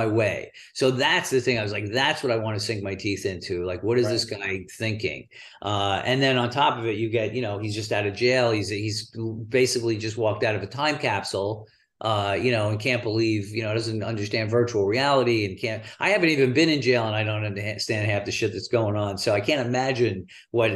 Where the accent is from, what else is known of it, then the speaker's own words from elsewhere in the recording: New York, United States; accent: New York; now in Los Angeles, United States; I do present as someone who's from New York. I talk with my hands and I have an accent